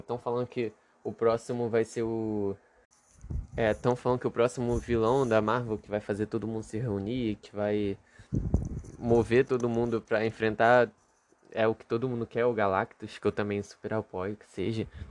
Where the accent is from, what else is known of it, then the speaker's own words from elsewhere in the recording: Rio de Janeiro, Brazil; Eu sou do Rio de Janeiro